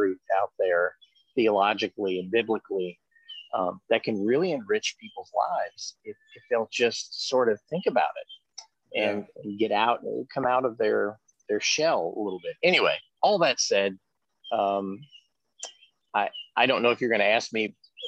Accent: Georgia, United States; now in Wisconsin, United States; I was raised in Georgia. I live up here in Wisconsin now

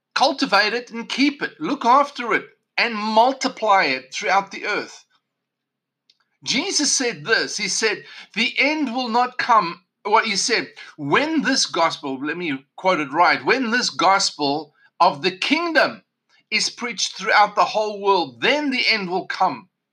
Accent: South Africa; Growing up in South Africa, of course, I, even though South Africa gained independence the year of my birth

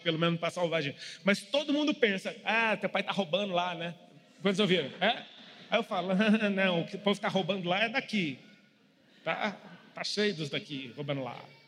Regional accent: Brasília, Federal District, Brazil; moved away; Eu sou de Brasília e moro fora de Brasília há muito tempo

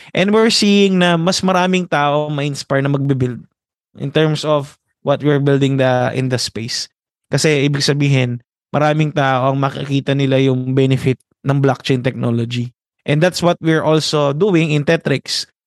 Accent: Philippines; our morale as a Filipino

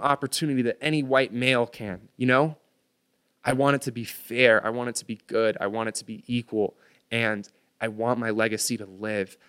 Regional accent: United States; I was born on American soil

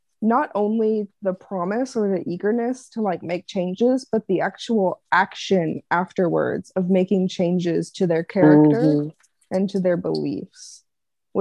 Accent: the South, United States; I'm still from the South. I can't say these big ass words. It's part of my culture

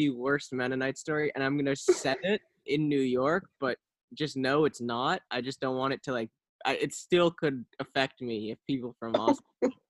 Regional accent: Paris, Île-de-France, France; And I'm like, oh, I'm actually from Paris.

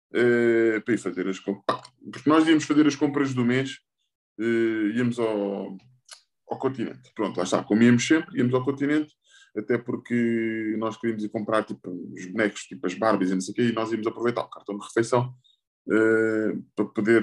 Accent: Portugal; Como português

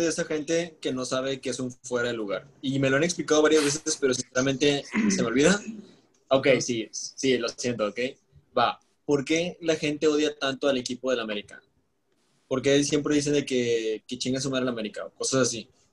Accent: Nuevo León, Mexico; somos de Nuevo León

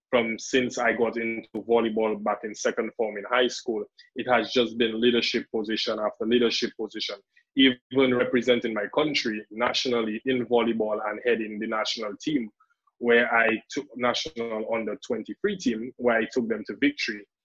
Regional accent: Dominican Republic; accent: Dominican; that I would speak so much of a strong Dominican accent.

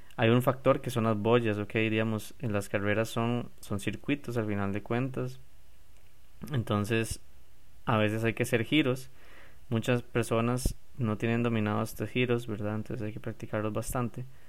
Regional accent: San José, Costa Rica; yo soy de San José, yo no, voy no vivo en la playa

